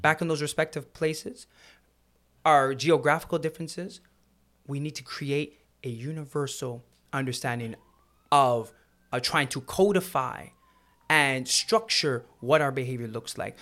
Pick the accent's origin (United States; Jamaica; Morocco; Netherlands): Jamaica; now in Canada; I love being Jamaican